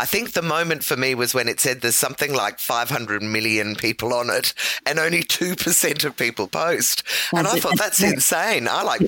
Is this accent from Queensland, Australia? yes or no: no; Dandenong, Victoria, Australia; Yes, I grew up in Dandenong when we moved to Australia, and I remember it well.